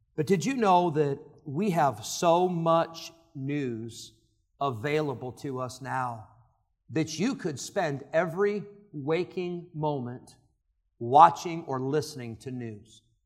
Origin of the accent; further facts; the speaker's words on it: Illinois, United States; I grew up in Illinois